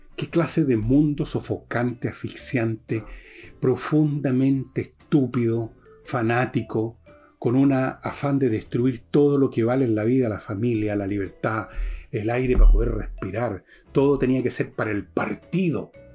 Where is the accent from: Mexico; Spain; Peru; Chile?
Chile